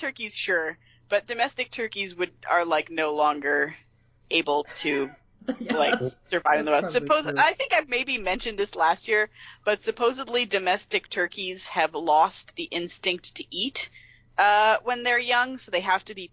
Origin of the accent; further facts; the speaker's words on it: Pennsylvania, United States; moved away; where I grew up in Pennsylvania